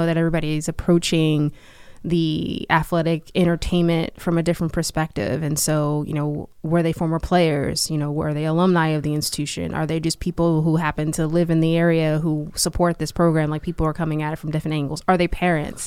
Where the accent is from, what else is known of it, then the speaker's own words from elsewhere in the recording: Hillside, New Jersey, United States; also born or lived in Newark, New Jersey; I grew up in Hillside, New Jersey